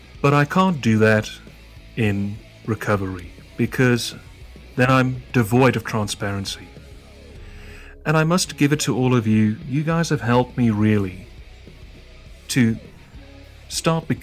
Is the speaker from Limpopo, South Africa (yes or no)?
no; Johannesburg, Gauteng, South Africa; where I'm from Johannesburg, which is the second biggest populous in South Africa